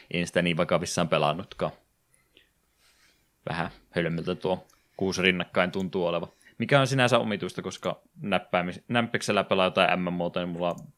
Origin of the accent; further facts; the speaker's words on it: Savonlinna, South Savo, Finland; moved away; kun minäkin olen Savonlinnasta muuttanut pois